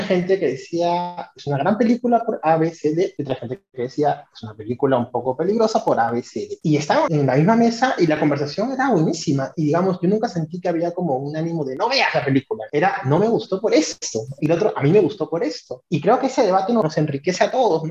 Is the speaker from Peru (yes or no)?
yes; Peru; a mí como peruano